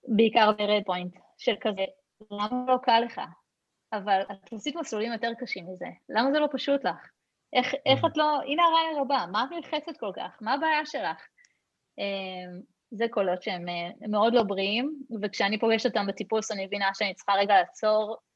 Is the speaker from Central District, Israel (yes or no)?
yes; Hod HaSharon, Central District, Israel; כשגדלתי בהוד השרון